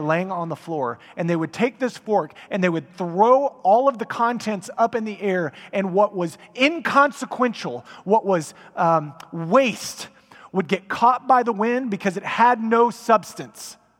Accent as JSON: {"language": "English", "town": "Frisco", "region": "Texas", "country": "United States", "tie": "born or raised there", "said": "I grew up in Frisco before Frisco was Frisco"}